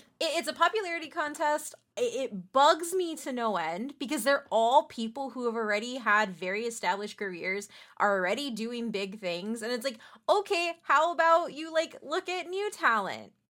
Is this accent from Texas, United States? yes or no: yes; San Antonio, Texas, United States; I'm from San Antonio, Texas